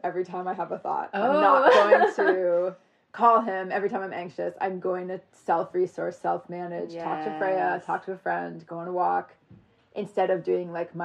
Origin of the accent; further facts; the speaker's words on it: Vermont, United States; moved away; I grew up in Vermont, like, in my little Vermont town